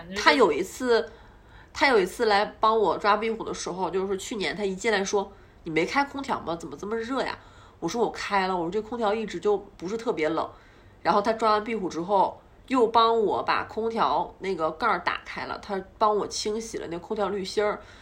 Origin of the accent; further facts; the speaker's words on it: Northeast China, China; moved away as an adult; also born or lived in Beijing; 虽然我是个东北人